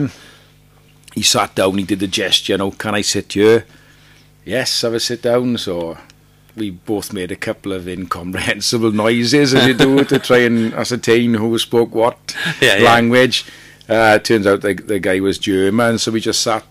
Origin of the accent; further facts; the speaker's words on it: Wales, United Kingdom; accent: Welsh; I'm in Tunisia from Wales